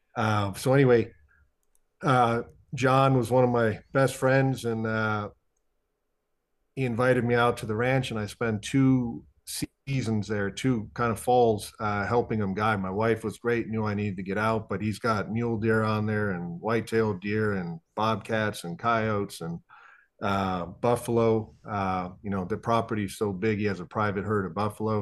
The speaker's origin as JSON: {"language": "English", "region": "Ohio", "country": "United States", "tie": "born or raised there", "also_born_or_lived": "Iowa", "said": "growing up in Ohio"}